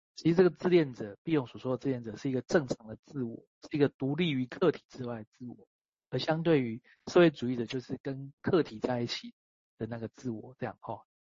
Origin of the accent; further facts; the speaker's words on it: Taiwan; 我出生在台湾嘛